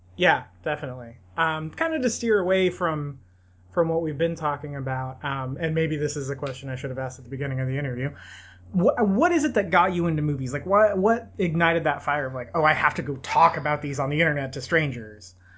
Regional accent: Bakersfield, California, United States; in and around my hometown, and they used a lot of the archives from the oil museum here in Bakersfield

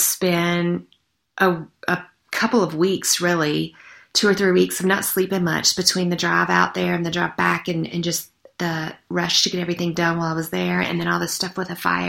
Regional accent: the South, United States; that adage that I grew up with in the South

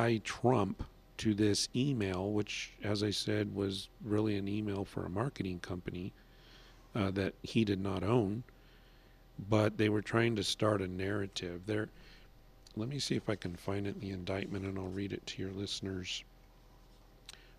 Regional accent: California, United States; moved away; I'm originally from California. We had a very major illegal immigration problem

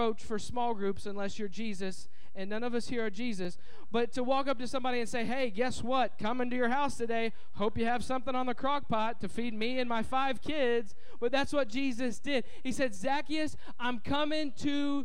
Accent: Indianapolis, Indiana, United States; moved away; I'm from Indianapolis, Indiana, and it's a big convention town

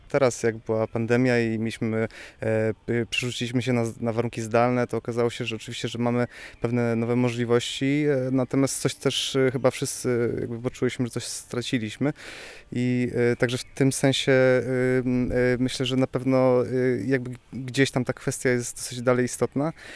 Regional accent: Bytom, Silesian Voivodeship, Poland; now in Katowice, Poland; jako mieszkaniec też, no, może nie jakoś małego miasta, bo Katowic, ale jakby, jakby wychodziłem też, z, czy wychowywałem się w Bytomiu

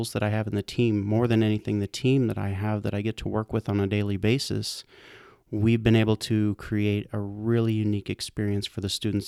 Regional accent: Kansas, United States; I'm actually from Central Kansas is where I grew up.

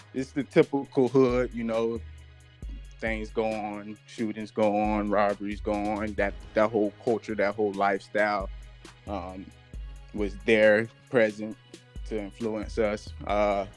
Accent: Boynton Beach, Florida, United States; moved away as an adult; also born or lived in Tallahassee, Florida / Jacksonville, Florida; I'm originally from Boynton Beach, Florida. Born and raised.

